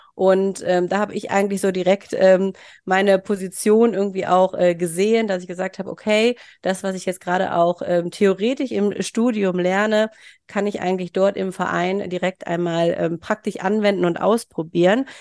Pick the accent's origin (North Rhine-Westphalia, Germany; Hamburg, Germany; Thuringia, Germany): North Rhine-Westphalia, Germany; Mönchengladbach; moved away as an adult; also born or lived in Bielefeld; komme gebürtig aus Mönchengladbach und bin inzwischen auch wieder ähm, dorthin zurückgezogen